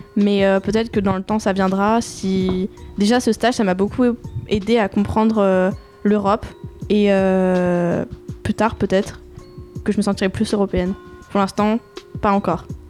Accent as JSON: {"language": "French", "country": "France", "tie": "born or raised there", "said": "je suis née en France, j'ai toute ma vie vécu sur le sol"}